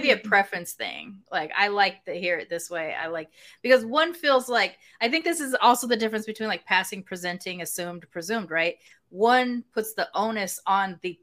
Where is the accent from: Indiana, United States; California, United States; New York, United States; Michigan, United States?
California, United States; Long Beach; I'm from Long Beach